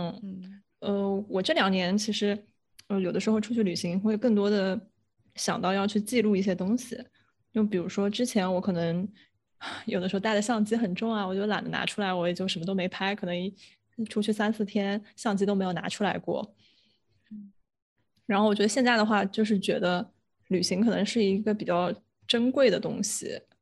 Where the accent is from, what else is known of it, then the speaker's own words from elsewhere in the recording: China; 可能中国人就是跟自然的连接比较少，所以我们从小都是在城市长大，没有想过去自然需要操心这么多的事儿。